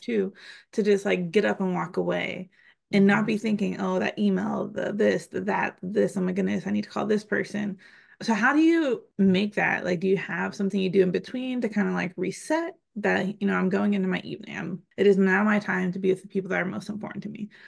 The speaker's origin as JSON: {"language": "English", "region": "Pennsylvania", "country": "United States", "moved": "yes", "lives_now": "Texas, United States", "said": "I'm also from Pennsylvania"}